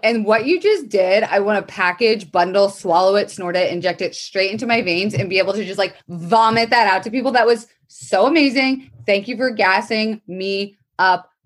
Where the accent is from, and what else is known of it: Florida, United States; born or raised there; moved away